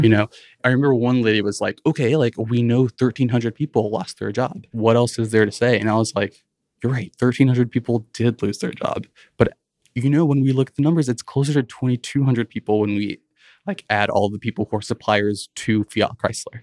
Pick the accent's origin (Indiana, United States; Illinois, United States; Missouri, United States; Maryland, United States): Illinois, United States; Rockford; also born or lived in Chicago; I grew up in Rockford, Illinois, around the border with Wisconsin